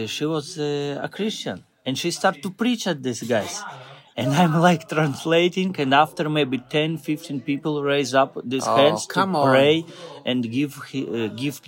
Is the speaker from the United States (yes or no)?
no; Moldova; English is a second language; now in Italy; I'm from Italy, but originally from Moldova.